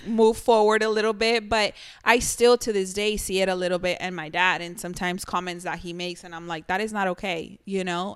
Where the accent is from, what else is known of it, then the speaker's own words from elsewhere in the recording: Mexico; moved away; growing up in Mexico, I know I always mentioned this, But you guys have been where I'm from.